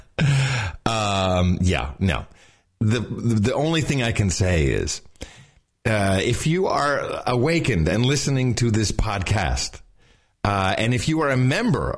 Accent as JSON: {"language": "English", "region": "Texas", "country": "United States", "said": "as a Texan"}